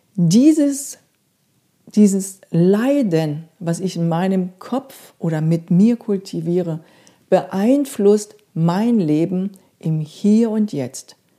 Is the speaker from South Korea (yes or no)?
yes; South Korea; moved away; Ich bin in Korea aufgewachsen